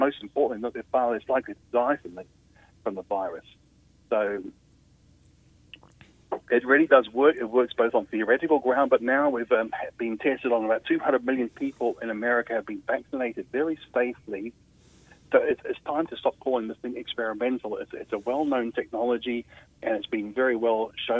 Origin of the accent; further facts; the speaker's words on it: Australia; I come from Australia, as you can probably tell